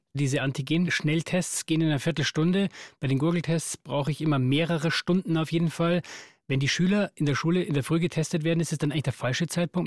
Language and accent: German; Germany